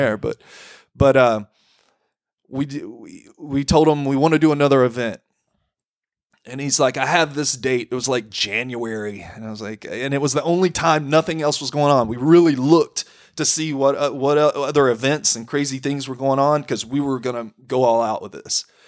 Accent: Corsicana, Texas, United States; I grew up in Corsicana

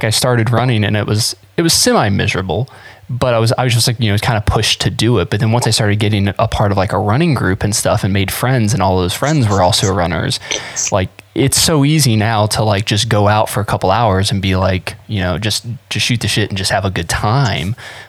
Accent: Florida, United States; now in Ohio, United States; And just basically cause I moved to Ohio from South Florida, and I needed something to like, I needed a reason to be outside.

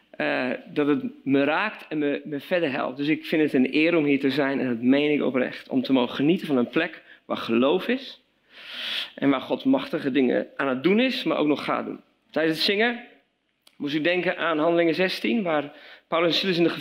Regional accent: Belgium; now in Veenendaal, Netherlands; We hebben twee dochters, we wonen in Veenendaal. Oorspronkelijk kom ik uit België als zoon van zendelingen.

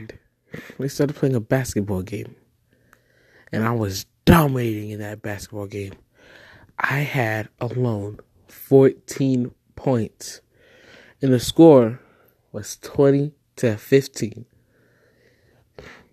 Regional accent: Nigeria; now in United States; I am a Nigerian prince, but I'm staying here in the US.

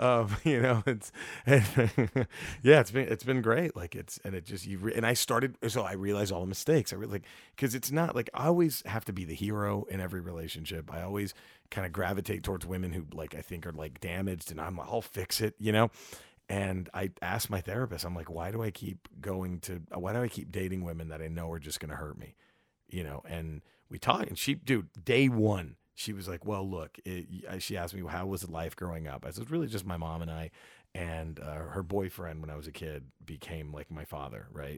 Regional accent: Dallas, Texas, United States; we're from Dallas.

